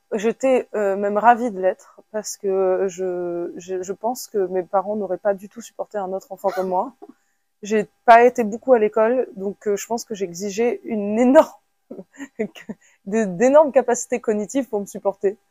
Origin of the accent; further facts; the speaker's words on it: France; je suis née en France